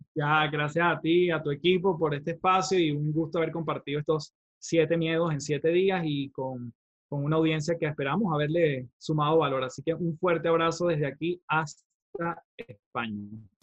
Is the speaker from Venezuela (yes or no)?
yes; Venezuela; now in Chile; yo vengo de Venezuela, soy venezolano, eh, vivo actualmente en Chile